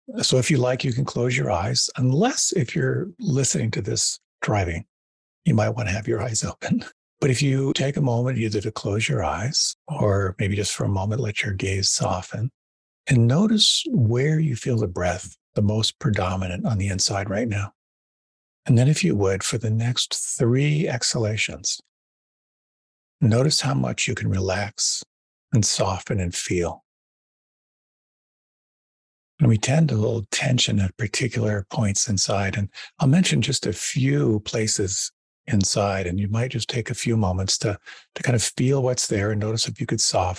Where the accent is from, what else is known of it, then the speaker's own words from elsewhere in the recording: Pennsylvania, United States; moved away; also born or lived in Western Massachusetts; I was raised a Quaker in Pennsylvania